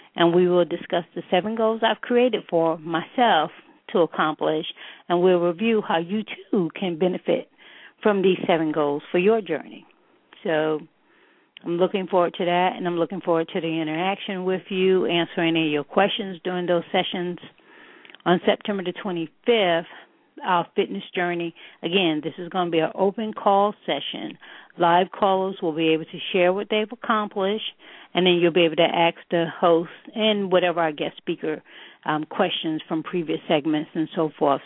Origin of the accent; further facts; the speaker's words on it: New York City, New York, United States; a native New Yorker